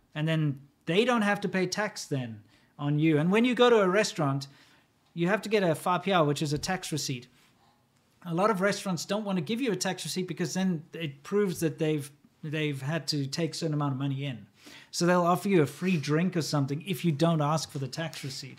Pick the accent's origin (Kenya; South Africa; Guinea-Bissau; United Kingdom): South Africa; moved away as an adult; also born or lived in China; As a South African